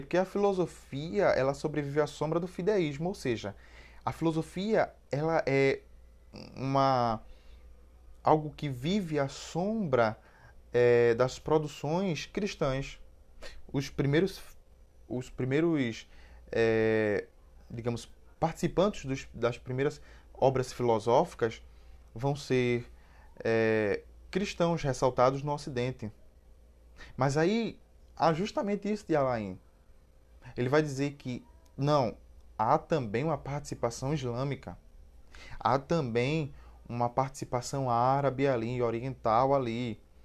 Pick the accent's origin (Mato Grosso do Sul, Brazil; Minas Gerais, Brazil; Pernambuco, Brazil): Pernambuco, Brazil; Cabo de Santo Agostinho; Eu sou pernambucano, gente, e aí, pernambucano e cabense